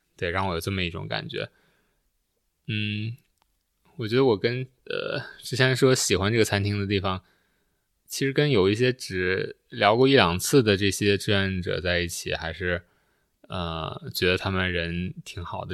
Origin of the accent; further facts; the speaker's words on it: China; moved away as an adult; also born or lived in Canada; 在国内的时候就关注，关注国内的东西